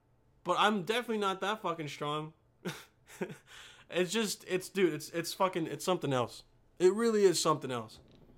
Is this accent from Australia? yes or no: no; Remscheid, North Rhine-Westphalia, Germany; born there; also born or lived in Bosnia and Herzegovina; Okay, so I was born in Remscheid, chilled there for a little bit with the fam, and then we went back to Bosnia for like a year or two, and I was like 4.